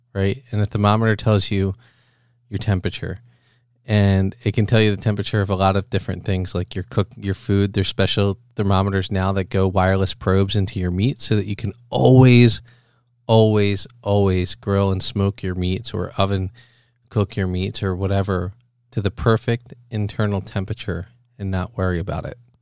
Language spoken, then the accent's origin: English; Philadelphia, Pennsylvania, United States; moved away as an adult; also born or lived in Boston; I was raised in the Philadelphia area